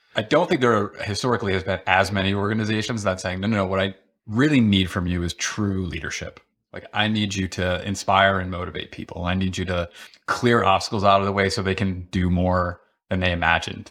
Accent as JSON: {"language": "English", "town": "Rochester", "region": "New York", "country": "United States", "tie": "born or raised there", "said": "growing up outside of Rochester, New York"}